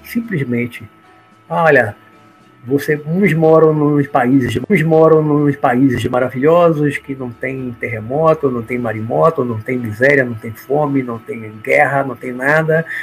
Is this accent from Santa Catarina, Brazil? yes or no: no; Salvador, Bahia, Brazil; also born or lived in Olinda, Pernambuco / Rio de Janeiro; A maior parte da minha vida, aí uns 55 anos, eu morei em Salvador, Bahia, nunca morei no interior